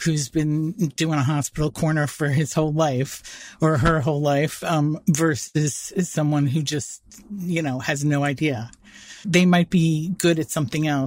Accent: New York City, New York, United States; I grew up in born and bred in Manhattan

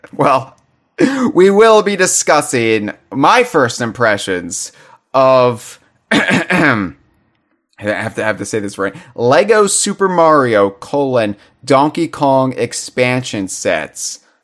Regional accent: United States; I'm an American

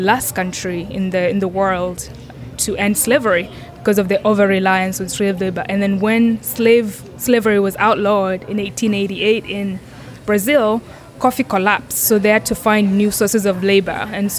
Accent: Kenya; So I grew up in Kenya, and I grew up on a coffee farm. So my grandfather was one of the first Kenyans to grow coffee.

